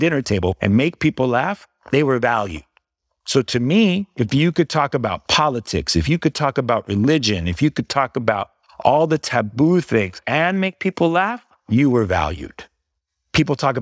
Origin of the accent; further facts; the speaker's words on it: Bay Area, California, United States; first language English; growing up in the Bay Area